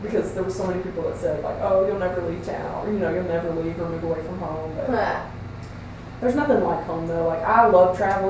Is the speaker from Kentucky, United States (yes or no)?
yes; Kentucky, United States; moved away; oh, I'm from, you know, Kentucky.